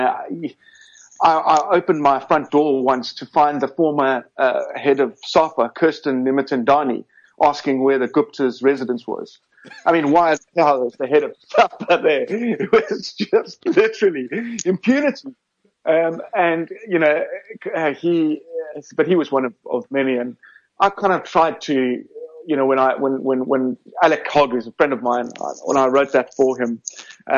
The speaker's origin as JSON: {"language": "English", "town": "Cape Town", "region": "Western Cape", "country": "South Africa", "also_born_or_lived": "Johannesburg, South Africa", "moved": "as an adult", "lives_now": "London, United Kingdom", "said": "Originally from Cape Town. Well, in fact, I was born in Johannesburg"}